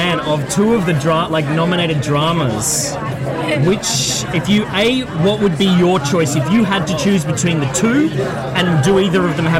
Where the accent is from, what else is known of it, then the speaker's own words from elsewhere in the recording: Australia; I am Australian.